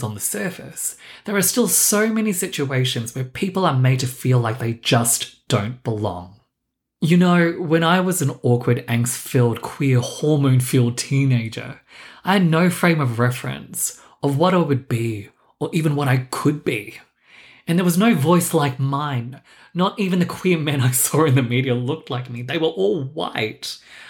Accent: Melbourne, Victoria, Australia; accent: mixture of Australian, London and New York; also born or lived in London; now in New York, United States; raised in Melbourne, Australia, I matured in London, and now I'm living the glory years in New York. My accent does tend to throw people, and just so we don't get too hung up on it, it's a mixture of everything I just said.

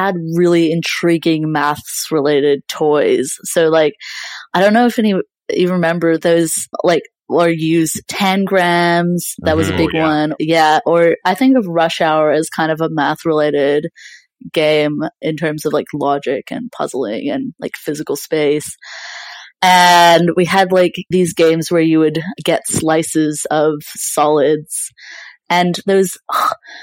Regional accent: British Columbia, Canada; now in Melbourne, Australia; Yeah, I was born in BC in Canada and grew up there. So yeah, I lived on the West Coast for a very long time and in mountains as well. And I moved over to Australia about like 11 years ago. So yeah, I did most of my schooling in Canada.

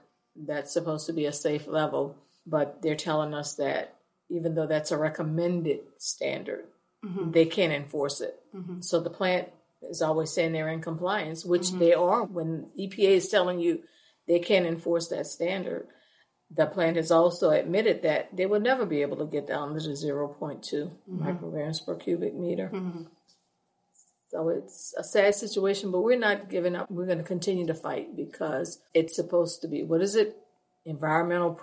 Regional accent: St. John the Baptist Parish, Louisiana, United States; I'm from St. John the Baptist Parish

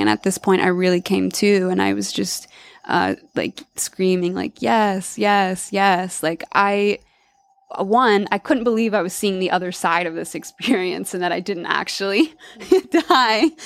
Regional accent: Alabama, United States; moved away; also born or lived in Washington / Costa Rica; I grew up in Alabama and I moved away

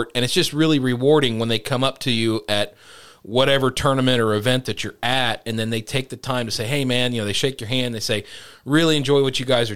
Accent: Ohio, United States; we're from Ohio

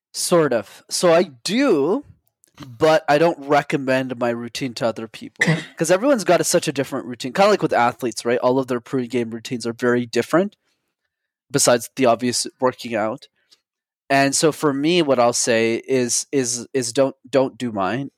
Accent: Montreal, Quebec, Canada; I grew up in Montreal, Canada. I'm still based there

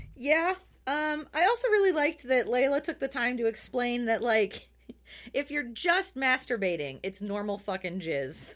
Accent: United States; as an American

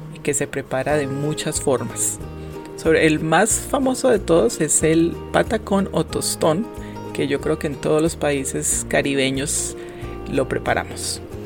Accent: Quindío, Colombia; fui criada con este ingrediente, creo que lo consumimos a diario en mi tierra

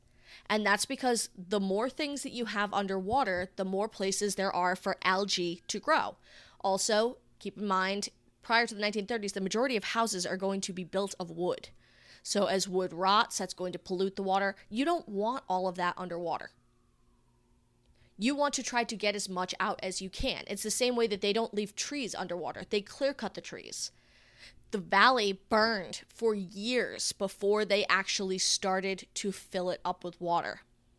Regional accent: Cumberland, Rhode Island, United States; there was a reservoir in our town, the Diamond Hill Reservoir, where I grew up in Cumberland, Rhode Island.

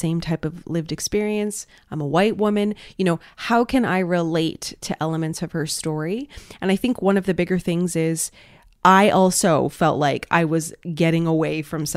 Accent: Quebec, Canada; moved away; being from Quebec

